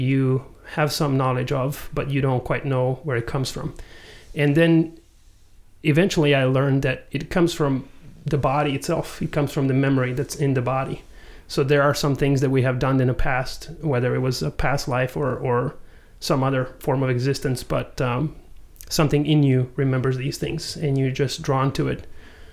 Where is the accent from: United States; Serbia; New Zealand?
Serbia; moved away; also born or lived in Croatia; I was born in Croatia, grew up in Serbia